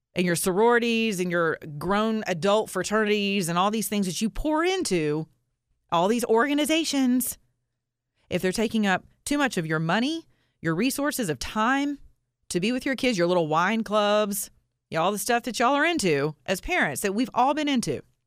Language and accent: English; the South, United States; I'm from the South